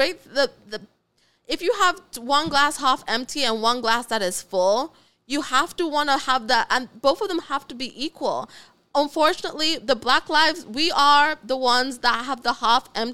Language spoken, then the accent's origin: English; Ghana; also born or lived in Oklahoma; now in United States; I was raised in Ghana. I was raised in Africa, all around all black people.